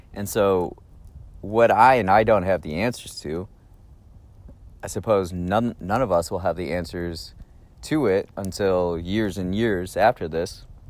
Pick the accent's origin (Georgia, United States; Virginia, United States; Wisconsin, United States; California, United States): Wisconsin, United States; Raymond; We're in Raymond, Wisconsin, my hometown